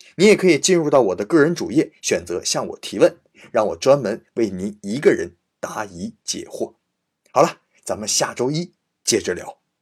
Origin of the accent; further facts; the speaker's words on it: China; 我们中国人